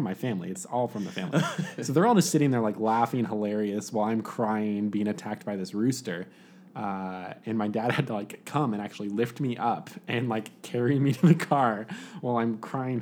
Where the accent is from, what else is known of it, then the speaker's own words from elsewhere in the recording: Las Vegas, Nevada, United States; I grew up in Las Vegas.